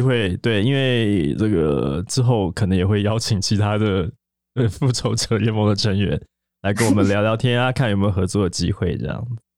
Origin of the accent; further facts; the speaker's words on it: Taiwan; 我们是台湾人，我们听不懂，我们不是韩语母语